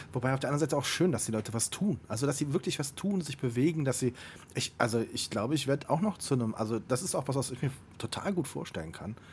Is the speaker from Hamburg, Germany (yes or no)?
no; Siegburg, North Rhine-Westphalia, Germany; moved away; meiner Heimatstadt Siegburg